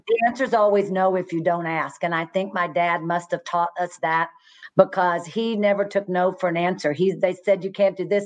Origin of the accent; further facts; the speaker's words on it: Fort Worth, Texas, United States; I was born and raised in Fort Worth